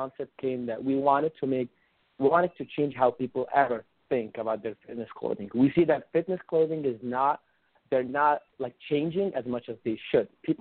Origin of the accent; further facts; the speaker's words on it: Egypt; I am from Egypt